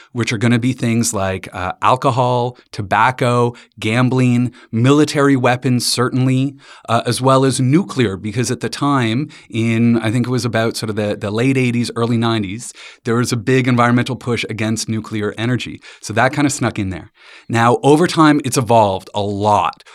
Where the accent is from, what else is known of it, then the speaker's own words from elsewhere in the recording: London, Ontario, Canada; I grew up in London, Ontario, with my dad in the financial industry